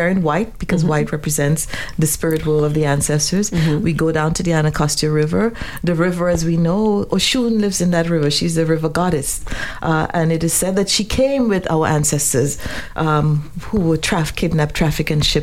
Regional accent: Trinidad & Tobago; I grew up in Trinidad

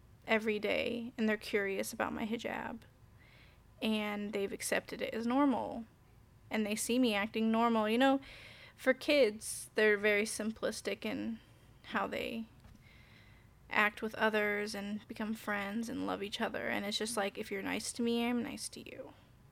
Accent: Indianapolis, Indiana, United States; I'm from Indianapolis, right, so but I was in like an Avon area

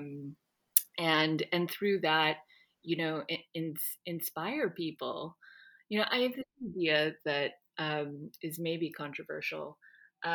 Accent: Miami, Florida, United States; I grew up in Miami

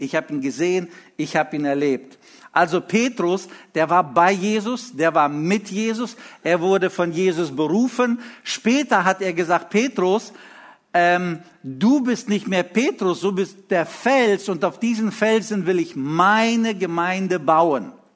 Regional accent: Lithuania; moved away; als wir in Litauen lebten, ich war in der dritten Klasse

